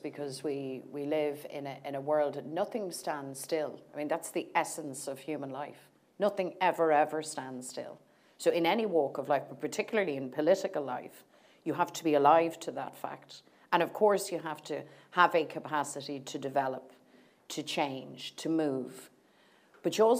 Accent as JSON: {"language": "English", "country": "Ireland", "said": "as Irish people"}